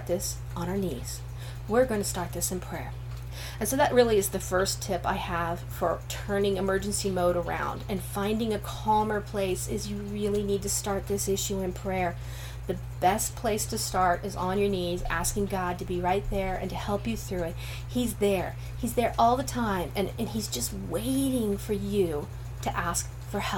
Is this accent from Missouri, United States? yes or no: no; Northern Ohio, United States; I'm from Northern Ohio, Amish country